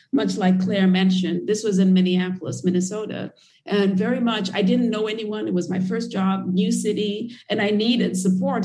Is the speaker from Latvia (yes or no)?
no; Nairobi, Kenya; moved away as an adult; I grew up in Kenya and in Nairobi